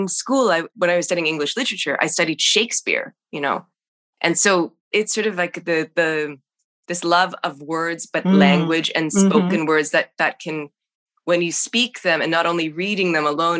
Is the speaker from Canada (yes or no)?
yes; Canada; moved away; being Canadian, trying to get to the States